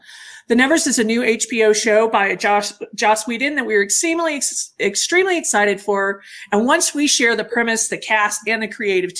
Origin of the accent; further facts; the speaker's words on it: Denver, Colorado, United States; I'm from Denver, Colorado